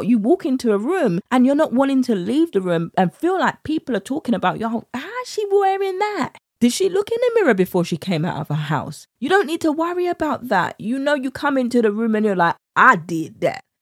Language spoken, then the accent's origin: English; United Kingdom; accent: British; my British accent